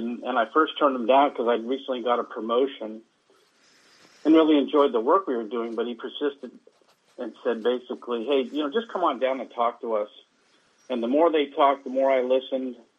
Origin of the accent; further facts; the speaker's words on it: Bay Area, California, United States; growing up in the Bay Area